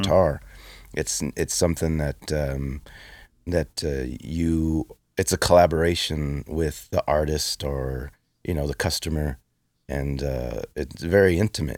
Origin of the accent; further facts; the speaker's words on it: Los Angeles, California, United States; In East LA, I grew up in East